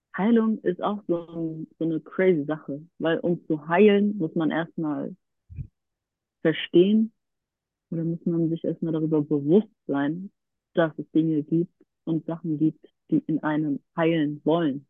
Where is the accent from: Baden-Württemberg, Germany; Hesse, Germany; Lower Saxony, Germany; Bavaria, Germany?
Hesse, Germany; near Frankfurt; now in Berlin, Germany; ich komme aus der Nähe aus Frankfurt, lebe seit vielen Jahren in Berlin